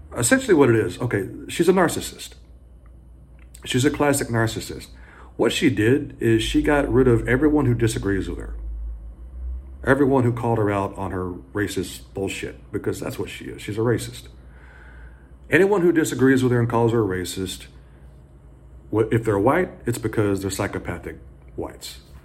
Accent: the South, United States; I grew up in the South.

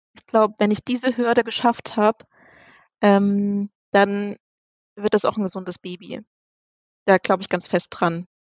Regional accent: near Dresden, Saxony, Germany; now in near Osnabrück, Germany; wir kommen ursprünglich ähm, aus Dresden, beziehungsweise aus der Nähe von Dresden und wohnen jetzt ähm, in der Nähe von Osnabrück

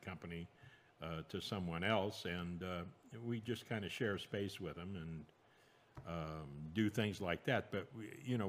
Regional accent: San Francisco, California, United States; also born or lived in Cupertino / Fresno / Alaska; I was born in San Francisco, raised there until, I was in the eighth grade

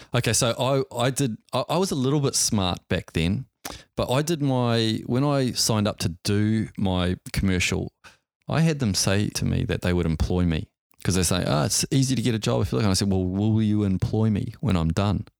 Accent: Auckland, New Zealand; I grew up in Auckland, New Zealand

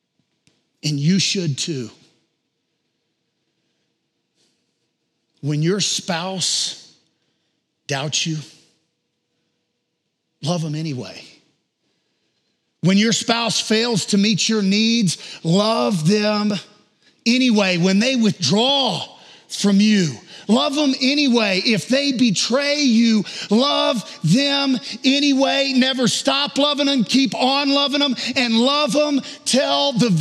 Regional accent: the South, United States; I'm from the South

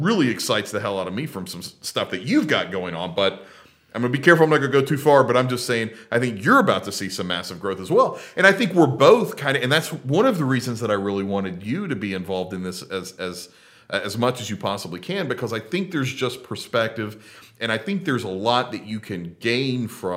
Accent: Tennessee, United States; my hometown

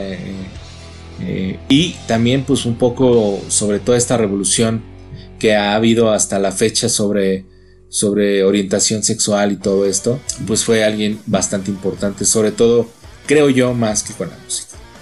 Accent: Mexico; nosotros los mexicanos

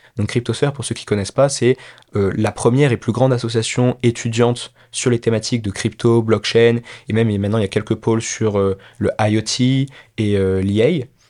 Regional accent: France; also born or lived in Peru; je suis né au Pérou, euh, père péruvien, mère française. Mais je suis très rapidement allé en France. Mes parents se sont séparés et du coup je suis parti avec ma mère quand j'avais 4 ans, quelque chose comme ça, en France. Donc j'ai fait toute ma scolarité en France, élevé uniquement avec ma mère.

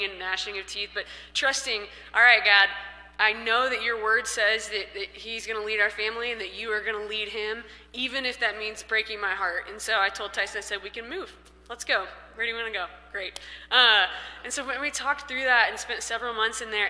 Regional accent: Missouri, United States; moved away as an adult; now in Colorado, United States; we're from Missouri and lived there for most of my life, besides college, essentially.

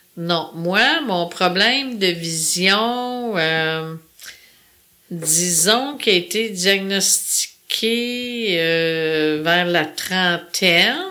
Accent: Sayabec, Quebec, Canada; moved away; je suis née en Gaspésie

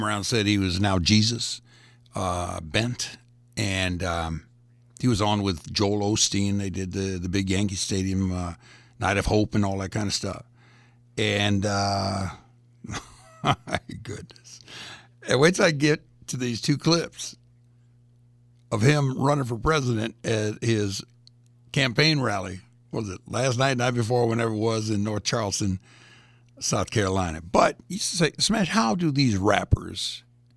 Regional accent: Greece; moved away; I was born in Greece.

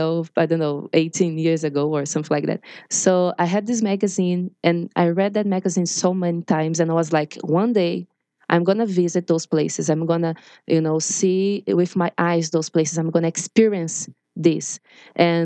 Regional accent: Brazil; English is a second language; I'm from Brazil. I'm not a native speaker

